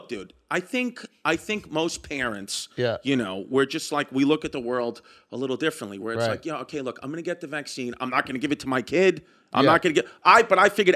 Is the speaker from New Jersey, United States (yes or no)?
no; New York, United States; growing up in New York